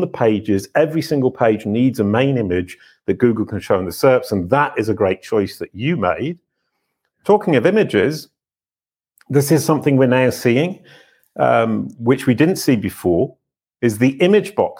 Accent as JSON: {"language": "English", "country": "United Kingdom", "said": "I'm British."}